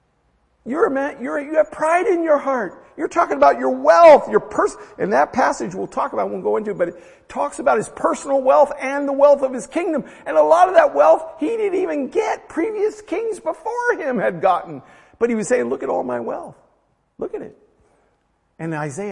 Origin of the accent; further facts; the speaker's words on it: United States; I'm American